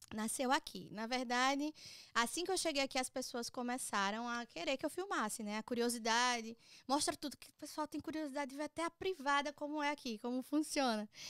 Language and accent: Portuguese; Maceió, Alagoas, Brazil; moved away as an adult; now in United States; eu sou nascida e criada em Maceió